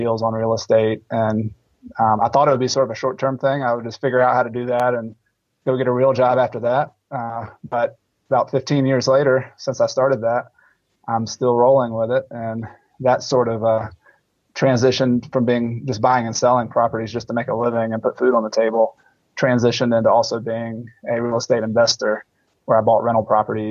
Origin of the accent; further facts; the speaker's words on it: Newnan, Georgia, United States; moved away; also born or lived in Clemson, South Carolina; I grew up in Noonan, Georgia